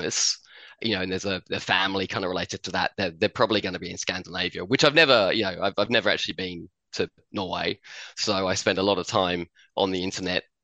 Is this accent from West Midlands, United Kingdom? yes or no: no; Addlestone, South East England, United Kingdom; moved away as an adult; also born or lived in Chertsey; now in Australia; I was born in St. Peter's Hospital in Chertsey. I grew up in Addlestone.